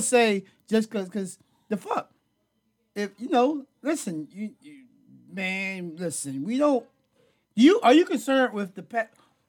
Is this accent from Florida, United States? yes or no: yes; Florida, United States; I'm from Florida.